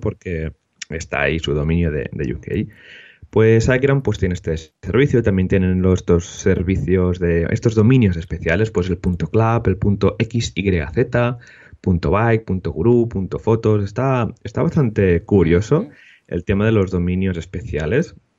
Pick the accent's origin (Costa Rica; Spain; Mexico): Spain; Molins de Rei, Catalonia; tenemos Meetup en Molins de Rey, en mi, en mi pueblo de cerca de Barcelona